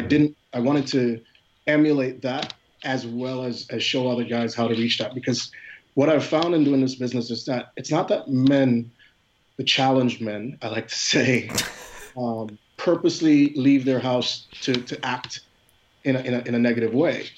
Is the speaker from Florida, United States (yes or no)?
no; Philadelphia, Pennsylvania, United States; I'm actually from Philadelphia